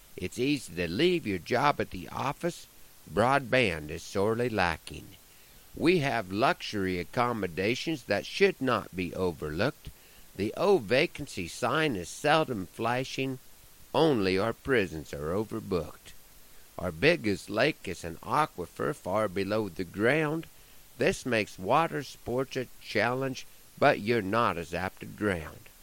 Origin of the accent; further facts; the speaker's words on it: Broken Bow, Nebraska, United States; moved away; There are stretches when I go a long time without doing a show in my hometown